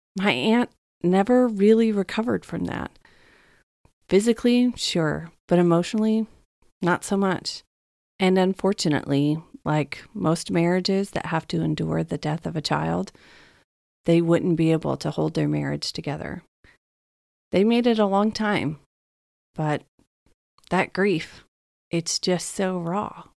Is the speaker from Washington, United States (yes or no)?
no; Texas, United States; moved away as an adult; also born or lived in Dallas, Texas; now in California, United States; growing up in Texas